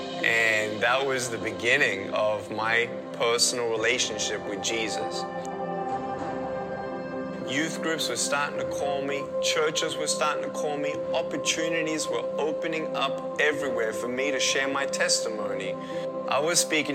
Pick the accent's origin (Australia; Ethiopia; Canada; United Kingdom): Australia; Melbourne, Victoria; I was born in Melbourne, Australia, 1982